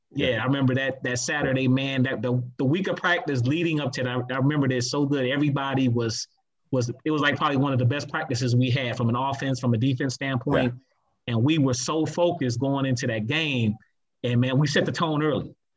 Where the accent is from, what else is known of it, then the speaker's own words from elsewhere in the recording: Toledo, Ohio, United States; Woodward would have been my district school if I had attended